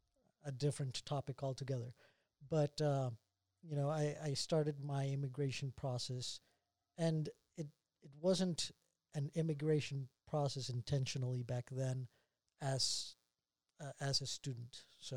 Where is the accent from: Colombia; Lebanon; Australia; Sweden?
Colombia; Bogotá; English is a second language; moved away as an adult; also born or lived in Utah County, Utah; now in Utah, United States; I was born and raised in Bogota, Colombia. For reference, north part of South America. And currently I live in Utah, more specifically Utah County.